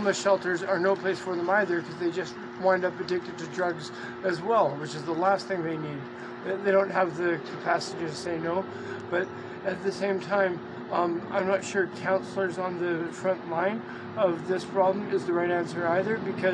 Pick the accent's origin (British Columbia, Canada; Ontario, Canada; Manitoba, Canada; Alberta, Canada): British Columbia, Canada; Victoria; I'm from Victoria